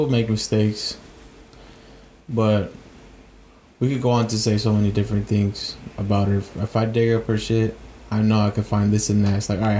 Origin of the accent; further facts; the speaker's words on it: Sacramento, California, United States; moved away as an adult; also born or lived in San Jose; I grew up on 47th Avenue, 47th by the 50s.